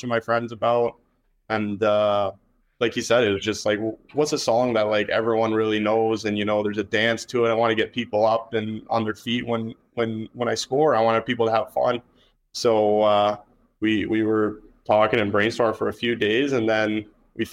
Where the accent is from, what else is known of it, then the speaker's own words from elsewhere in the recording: Kingston, Ontario, Canada; now in Winnipeg, Canada; I'm from Kingston, Ontario